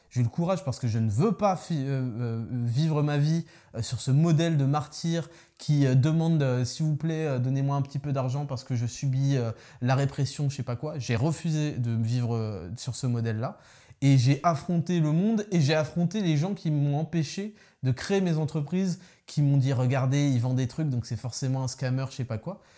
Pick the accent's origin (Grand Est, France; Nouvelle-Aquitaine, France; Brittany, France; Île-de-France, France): Île-de-France, France; Paris; je suis parisien